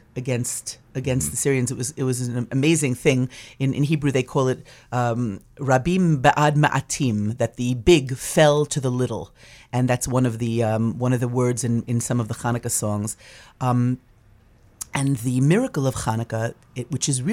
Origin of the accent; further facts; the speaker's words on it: New York, United States; now in Maine, United States; I'm from New York